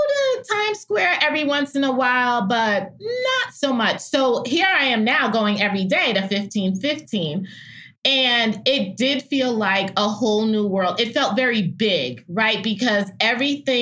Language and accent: English; New York, United States; now in Atlanta, United States; being a New Yorker and having gone to Columbia